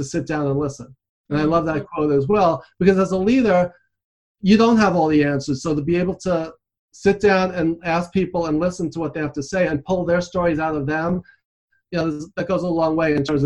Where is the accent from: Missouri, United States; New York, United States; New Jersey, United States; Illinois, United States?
New York, United States; New York City; I grew up in Queens, New York. I'm coming to you from New York City.